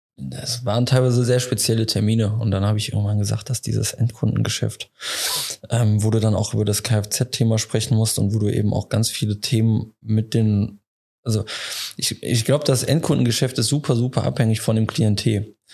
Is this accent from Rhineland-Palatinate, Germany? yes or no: no; Leverkusen, North Rhine-Westphalia, Germany; moved away; also born or lived in Frankfurt; ich komme aus dem Leverkusener Raum, deswegen auch die Nähe familiär ähm, nach Wuppertal relativ, äh, relativ gut gegeben